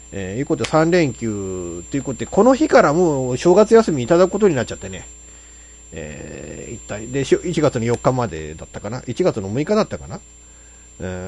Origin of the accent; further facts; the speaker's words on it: Japan; 我が故郷の話